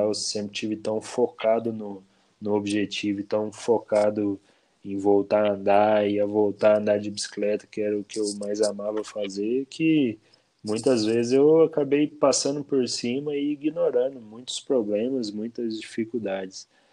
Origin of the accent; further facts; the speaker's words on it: Bom Repouso, Minas Gerais, Brazil; now in Cambuí, Brazil; eu nasci em Bom Repouso, aqui no sul de Minas